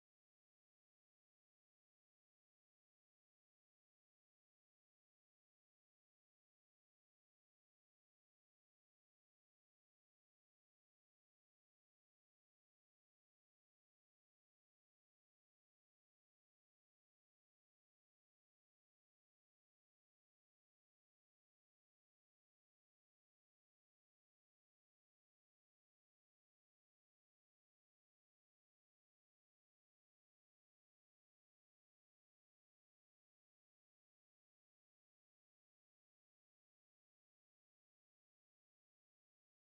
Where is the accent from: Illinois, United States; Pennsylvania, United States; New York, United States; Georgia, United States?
Pennsylvania, United States; now in Kentucky, United States; Growing up in Pennsylvania